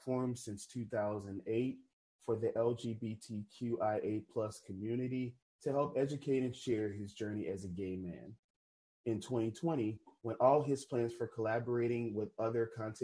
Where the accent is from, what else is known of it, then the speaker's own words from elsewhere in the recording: New Orleans, Louisiana, United States; I'm originally from New Orleans, Louisiana